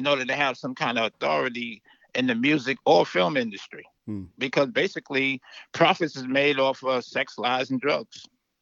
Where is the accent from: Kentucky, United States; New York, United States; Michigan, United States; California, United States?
New York, United States; New York City; now in the deep south, United States; I was from Brooklyn